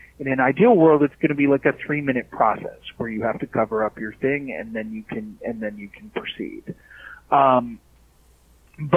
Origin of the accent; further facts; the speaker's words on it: Minneapolis, Minnesota, United States; I'm from the Twin Cities, actually. I'm from Minnesota